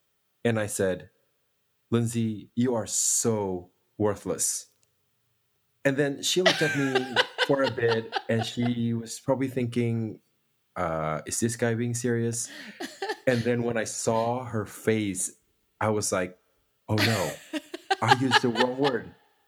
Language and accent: English; Indonesia; English is a second language; moved away; I'm originally from Indonesia